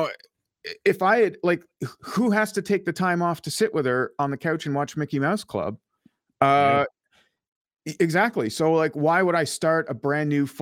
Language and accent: English; Ottawa, Ontario, Canada; putting down roots, you know, in my hometown of Ottawa.